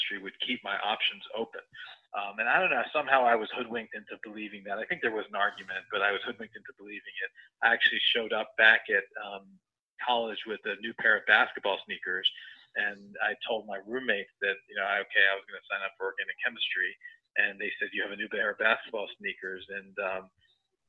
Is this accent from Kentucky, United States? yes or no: no; New Jersey, United States; born or raised there